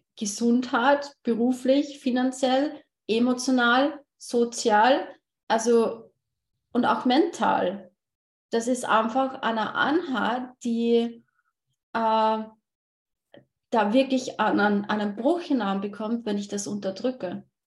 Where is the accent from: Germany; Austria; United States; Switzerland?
Austria; ich komme aus Österreich